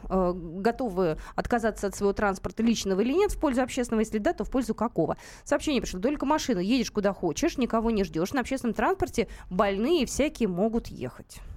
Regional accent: Moscow, Russia; как многие москвичи, я поехал туда просто так.

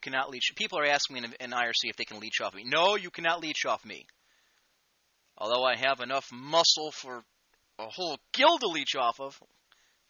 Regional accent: United States; I'm an American

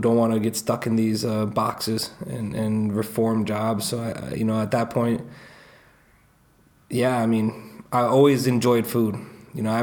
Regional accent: Boulder, Colorado, United States; moved away as an adult; also born or lived in Michigan; I grew up in Boulder. I was born in Michigan, and you know, I was born in Michigan and moved to Colorado when I was super young, you know, 4 or 5 years old

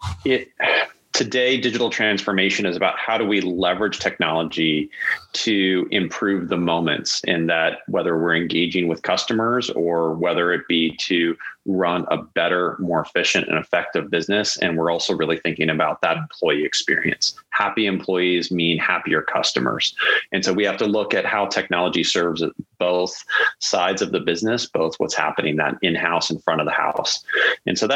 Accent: the Bay Area, California, United States; grew up in the Bay Area as a kid.

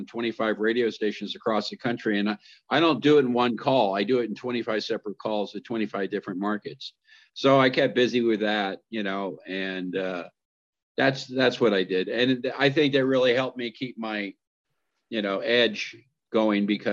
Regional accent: West Covina, California, United States; where I grew up in West Covina

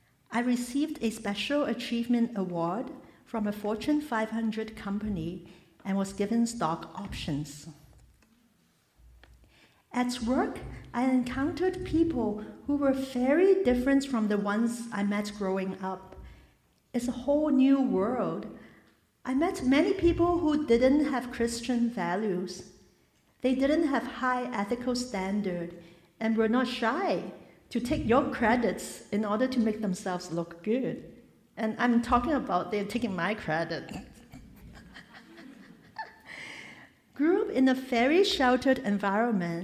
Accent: Hong Kong; Born and raised in Hong Kong, in a family

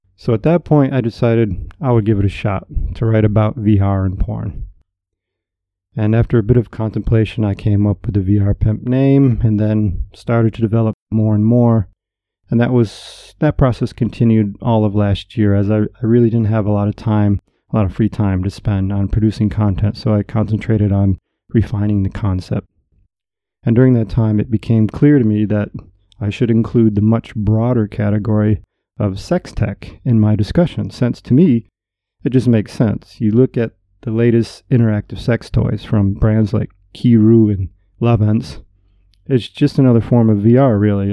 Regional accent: upstate New York, United States; moved away as an adult; also born or lived in Southern California / Japan; I left my hometown in upstate New York and moved out to sunny Southern California in my mid 20s

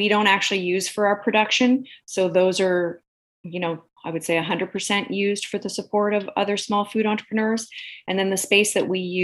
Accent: Alberta, Canada; I grew up in Alberta, and like any Alberta girl of my generation

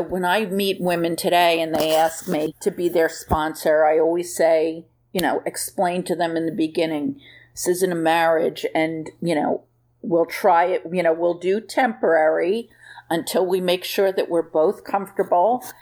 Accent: New Jersey, United States; I was from New Jersey

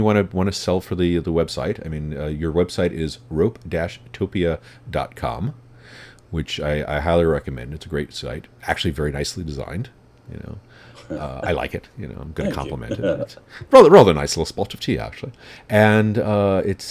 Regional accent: New York City, New York, United States; I'm in New York. I'm from New York

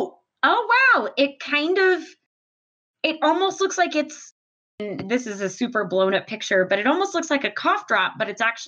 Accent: Houston, Texas, United States; moved away; I grew up in Houston. I grew up on a swamp. It was hot and humid all the freaking time.

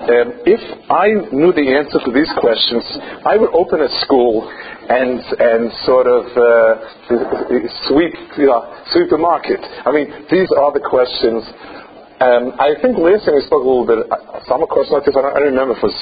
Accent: United States; now in Israel; I grew up in America

